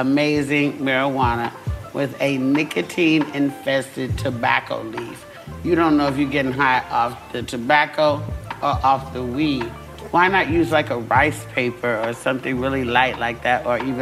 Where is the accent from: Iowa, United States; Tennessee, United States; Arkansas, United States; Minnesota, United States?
Arkansas, United States; now in California, United States; I'm from Arkansas